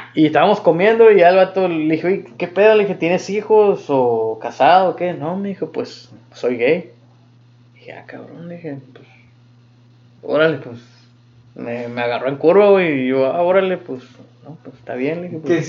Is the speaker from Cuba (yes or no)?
no; United States; moved away as an adult; now in Germany; soy de Estados Unidos